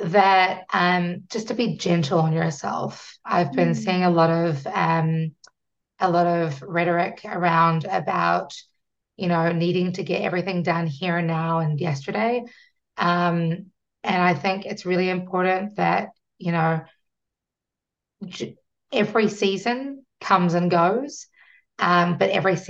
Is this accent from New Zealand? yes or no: yes; New Zealand; I'm from New Zealand and we are a British colony